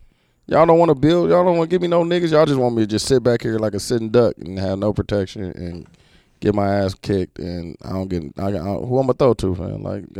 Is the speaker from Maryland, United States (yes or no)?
no; Milwaukee, Wisconsin, United States; I'm from Milwaukee